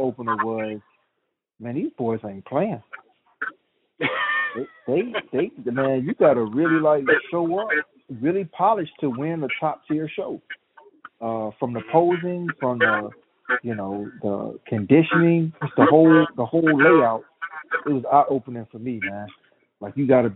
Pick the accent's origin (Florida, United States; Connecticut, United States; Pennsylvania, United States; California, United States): Florida, United States; Tampa; the OCB Tampa Natural, which is in my hometown